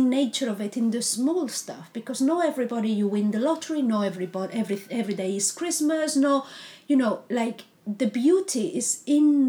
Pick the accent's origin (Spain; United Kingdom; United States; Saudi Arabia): Spain; English is a second language; moved away; I'm Spanish, so English is not my first language.